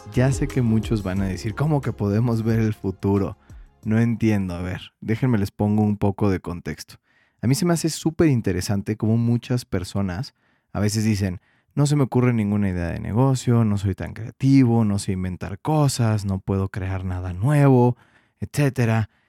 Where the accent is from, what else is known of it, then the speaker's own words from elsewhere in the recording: Mexico; como diríamos en México